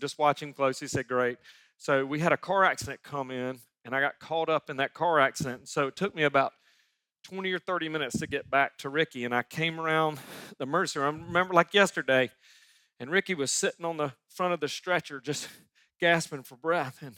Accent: Sumter, South Carolina, United States; 1996. I moved back to my hometown of Sumter, South Carolina, and I was setting up louder family practice, family doctor in my hometown.

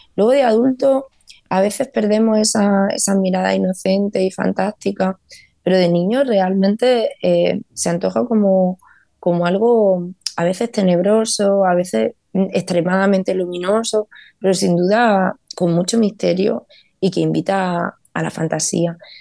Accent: Vega de Granada, Andalusia, Spain; now in Los Angeles, United States; yo crecí en uno de esos pueblos de la Vega de Granada, soy de pueblo

